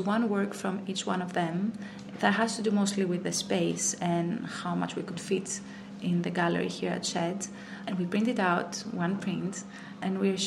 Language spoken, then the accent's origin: English; Athens, Attica, Greece; moved away as an adult; now in London, United Kingdom; I am from Greece. I've been born in Athens and I was raised there.